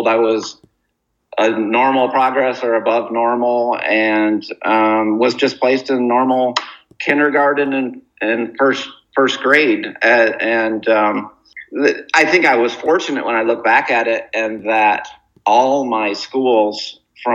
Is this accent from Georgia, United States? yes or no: no; Muskegon, Michigan, United States; moved away as an adult; so then I grew up in Muskegon, Michigan, and I went to public schools with no special accommodations.